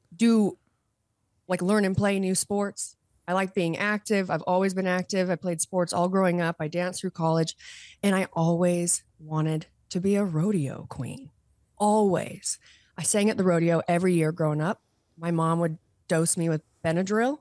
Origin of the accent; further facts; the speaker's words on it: Utah, United States; moved away as an adult; also born or lived in California; I did move home. So I'm, I am back in Utah. I moved home from California in twenty twenty-one